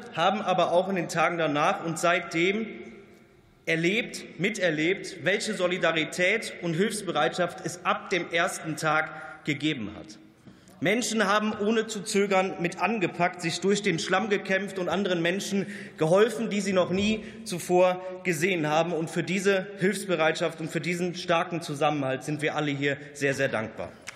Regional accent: Germany; Ich bin am Rhein aufgewachsen

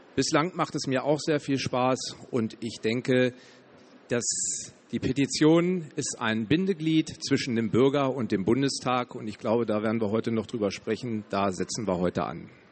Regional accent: Hanover region, Lower Saxony, Germany; Ich komme aus der Region Hannover, aus dem schönen Niedersachsen.

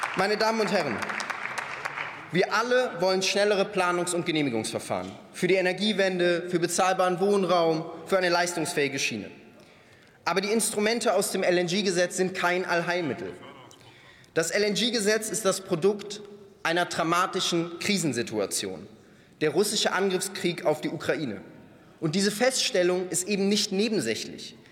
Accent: North Rhine-Westphalia, Germany; Ich komme selbst aus NRW

